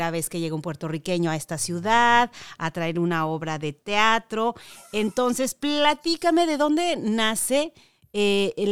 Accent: Mexico; Bueno, pues yo como mexicana ahí estaré presente.

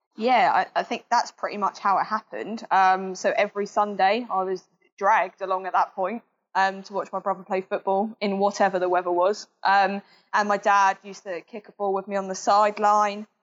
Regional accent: Southampton, South East England, United Kingdom; I was born in Southampton, raised in Southampton, haven't moved anywhere else

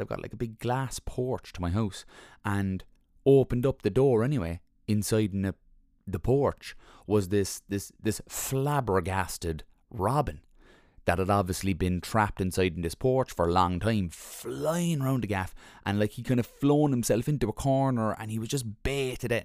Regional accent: Ireland; We're Irish

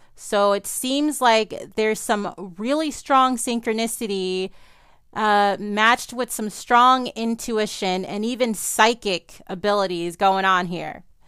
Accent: New Orleans, Louisiana, United States; I grew up in New Orleans, Louisiana

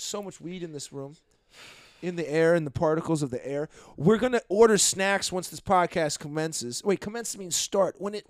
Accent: New England, United States; We're from New England, where we cook it, the clams in the ocean, sea, in the sand. We're so much of a learned folk in the Northeast.

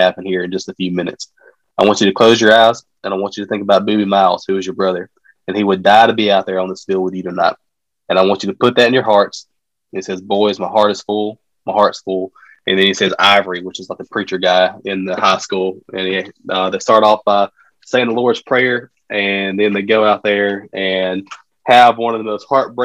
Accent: Mantachie, Mississippi, United States; we're from Mantachie, and this is a very, very small town.

